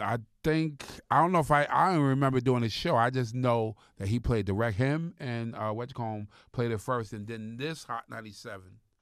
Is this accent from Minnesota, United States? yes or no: no; Long Island, New York, United States; moved away; also born or lived in Jersey; I'm from Long Island